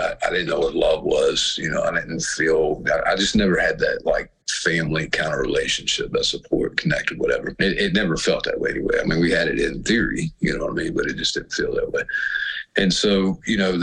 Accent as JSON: {"language": "English", "area": "Floyd County", "region": "Virginia", "country": "United States", "tie": "born or raised there", "also_born_or_lived": "Roanoke, Virginia", "said": "I was born in Roanoke and raised in Floyd County"}